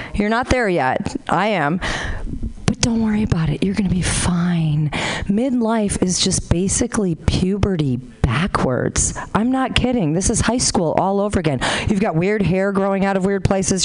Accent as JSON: {"language": "English", "town": "Honolulu", "region": "Hawaii", "country": "United States", "moved": "as an adult", "lives_now": "Sacramento, United States", "said": "I'm originally from Honolulu"}